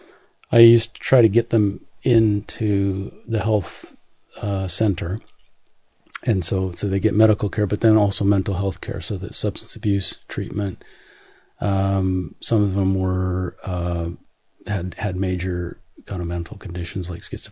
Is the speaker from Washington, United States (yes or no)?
yes; Seattle, Washington, United States; Seattle, which is actually just south of Vancouver, BC